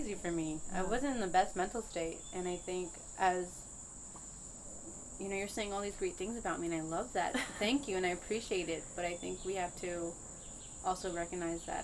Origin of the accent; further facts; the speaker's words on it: Langley Park, Maryland, United States; I grew up in Langley Park